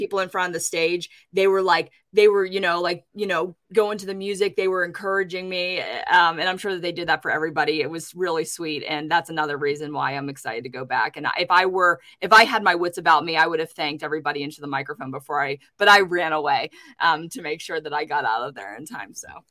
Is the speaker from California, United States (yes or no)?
no; Pittsburgh, Pennsylvania, United States; my hometown in Pittsburgh